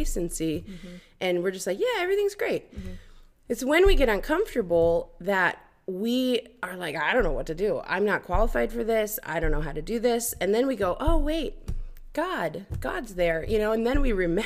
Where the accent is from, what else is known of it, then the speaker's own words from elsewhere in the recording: Michigan, United States; moved away as an adult; now in Budapest, Hungary; I've been living in Hungary, in Budapest, Hungary, for 9 years now, but I grew up in Michigan